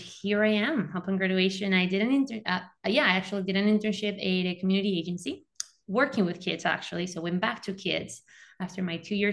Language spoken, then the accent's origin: English; Venezuela; moved away as an adult; now in United States; I'm also an immigrant, I'm originally from Venezuela. Since I graduated high school in my country, moved to the US for my undergrad